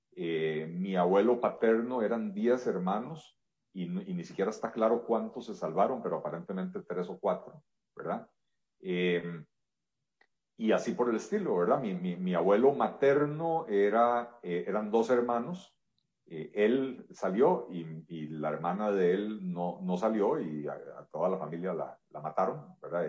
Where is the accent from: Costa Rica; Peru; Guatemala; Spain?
Costa Rica; yo soy un, ciudadano costarricense tremendamente agradecido con este país. Este país acogió a mis abuelos hace un poco más de 90 años